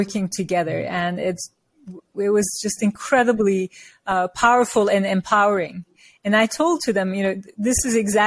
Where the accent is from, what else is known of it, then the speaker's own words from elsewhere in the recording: Turkey; moved away as an adult; also born or lived in New York; now in United States; So I'm from Turkey, and I come from a culture where we revere our elders